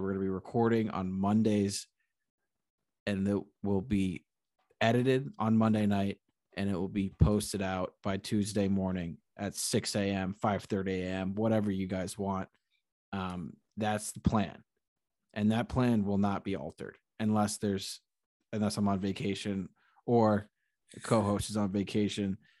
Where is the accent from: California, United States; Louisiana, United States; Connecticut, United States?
Connecticut, United States; moved away as an adult; now in New York City, United States; I was a Connecticut, I was a Connecticut guy